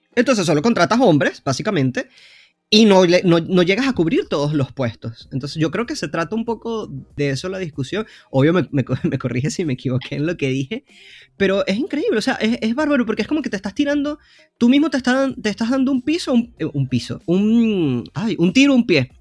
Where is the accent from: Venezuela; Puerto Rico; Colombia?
Venezuela; moved away as an adult; also born or lived in Argentina; soy venezolano, para los que no sepan en el podcast, aunque mi, mi, acento creo que me delata. Pero estuve como siete años en Argentina